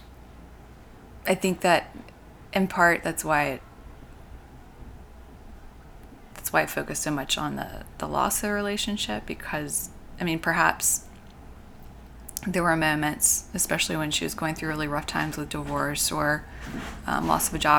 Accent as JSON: {"language": "English", "town": "Atlanta", "region": "Georgia", "country": "United States", "tie": "born or raised there", "also_born_or_lived": "Michigan / Chicago", "moved": "as an adult", "said": "I actually grew up here. In Atlanta."}